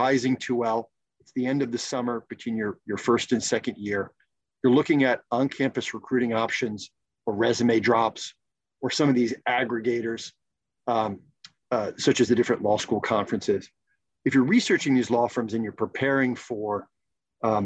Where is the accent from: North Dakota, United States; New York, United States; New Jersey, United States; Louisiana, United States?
New Jersey, United States; moved away; also born or lived in the South; I'm from New Jersey.